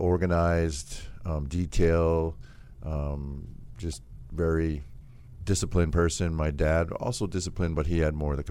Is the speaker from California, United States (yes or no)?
no; Milwaukee, Wisconsin, United States; Milwaukee, Wisconsin.